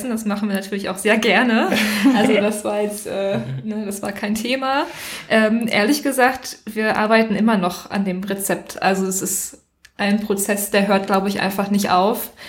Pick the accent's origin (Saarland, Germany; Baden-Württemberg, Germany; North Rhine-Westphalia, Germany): North Rhine-Westphalia, Germany; Recklinghausen; Also ich komme ursprünglich aus Recklinghausen, das ist im Ruhrgebiet.